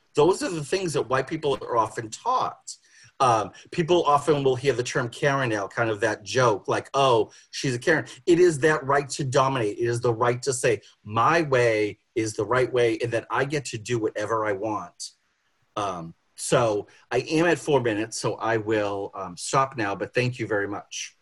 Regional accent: Boston, Massachusetts, United States; I grew up in Boston.

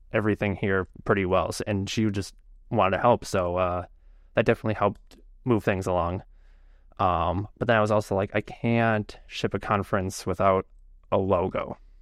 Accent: Chicago, Illinois, United States; I'm from Chicago. Uh, I don't live, like, in Chicago. I live outside of Chicago a bit, but generally Chicago area

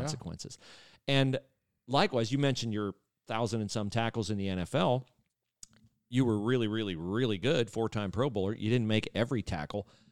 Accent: Western Ohio, United States; moved away; also born or lived in Miami, Florida; I grew up in Western Ohio

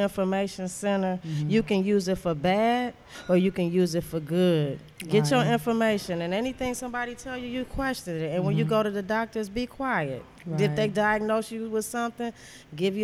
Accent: Detroit, Michigan, United States; also born or lived in Louisiana; I'm from Detroit

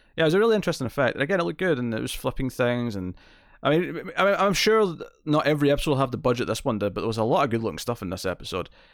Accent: Scotland, United Kingdom; accent: Scottish; I'm clearly got a very Scottish accent, but I don't have a very strong, specific Scottish dialect

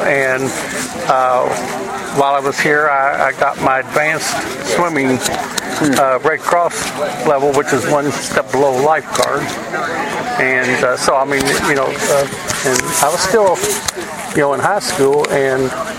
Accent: Louisville, Kentucky, United States; In Louisville, uh-huh. in the Clifton neighborhood.

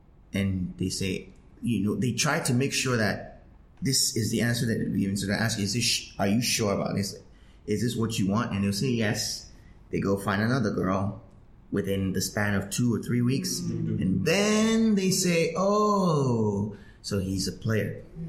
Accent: Ghana; I find that very strange, especially in, I'm Ghanaian, but especially in this country, I find that very strange.

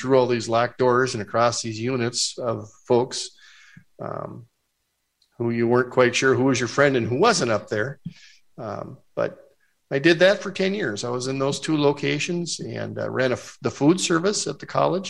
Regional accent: Fergus Falls, Minnesota, United States; my first business was actually in my hometown, Fergus Falls, Minnesota

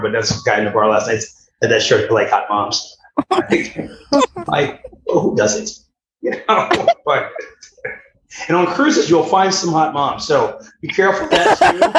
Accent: United States

